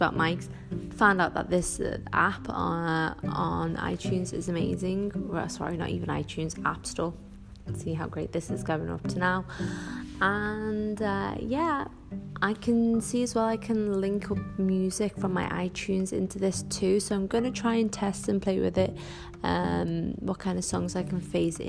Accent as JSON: {"language": "English", "area": "the Northwest", "region": "North West England", "country": "United Kingdom", "tie": "born or raised there", "accent": "Scouse", "moved": "as an adult", "lives_now": "Dubai, United Arab Emirates", "said": "being a Muslim Arab growing up in the Northwest, as you can probably tell from my Scouse accent"}